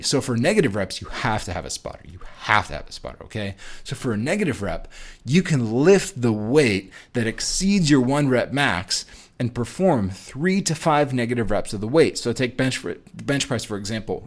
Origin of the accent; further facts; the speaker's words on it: New York, United States; moved away as an adult; also born or lived in Chicago, Illinois; I'm, I'm from New York, and we didn't have Chipotle out there in New York at the time, and I moved to Midwest.